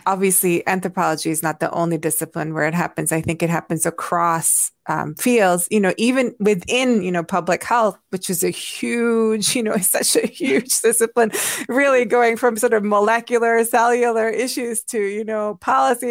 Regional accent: Hungary; English is a second language; moved away; I grew up in Hungary

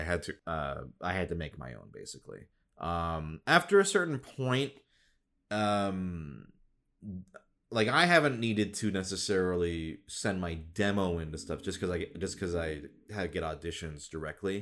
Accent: Midwest, United States; now in Los Angeles, United States; I grew up in the Midwest

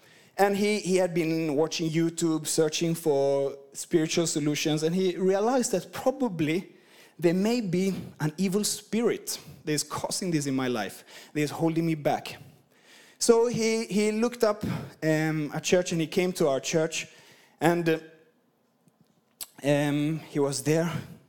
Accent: Sweden; English is a second language; You know, I'm from Sweden and I've been across the world. My accent is just messed up. So I hope you can understand me, at least half of what I'm saying.

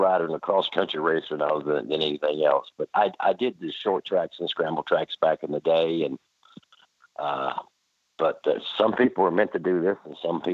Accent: Evansville, Indiana, United States; moved away as an adult; also born or lived in East Texas; now in Texas, United States; I was born in Evansville, Indiana. That's southern Indiana. The year 1956.

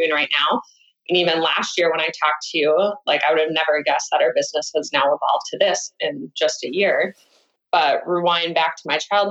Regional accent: Minnesota, United States; moved away as an adult; also born or lived in Los Angeles; now in Minneapolis, United States; moved back to Minnesota, to the biggest city I could that was closest to my hometown.

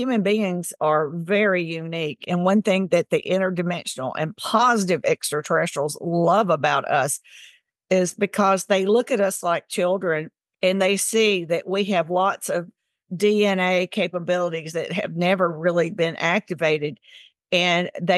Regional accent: Tennessee, United States; now in Mississippi, United States; I grew up in Tennessee and now I live in Mississippi.

